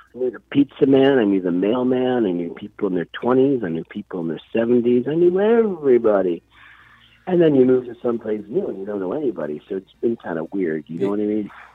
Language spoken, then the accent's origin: English; New Jersey, United States; also born or lived in Connecticut; now in Florida, United States; I loved New Jersey growing up in New Jersey